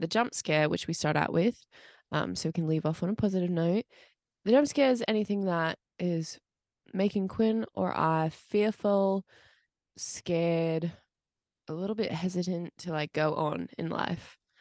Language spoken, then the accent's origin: English; United States; also born or lived in Pittsburgh; I was American